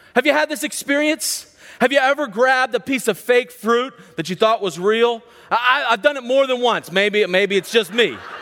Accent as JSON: {"language": "English", "town": "Charlottesville", "region": "Virginia", "country": "United States", "tie": "born or raised there", "said": "I grew up in Central Virginia, right outside of Charlottesville"}